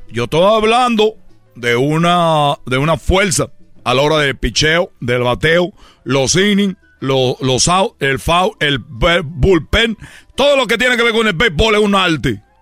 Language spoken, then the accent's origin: Spanish; Michoacán, Mexico; yo soy de Michoacán.